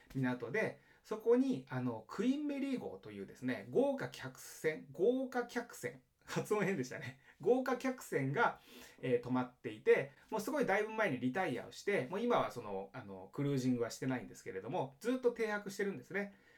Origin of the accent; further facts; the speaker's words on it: Japan; now in Los Angeles, United States; 僕、まあ、日本人で、奥さんも日本人なんですね